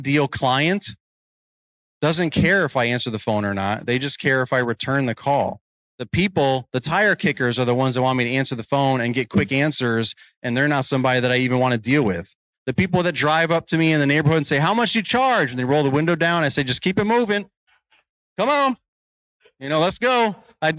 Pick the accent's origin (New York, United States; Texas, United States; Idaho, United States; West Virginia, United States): New York, United States; moved away as an adult; now in Virginia, United States; I'm originally from New York. So my area code was different, but it was similar. My area code was 845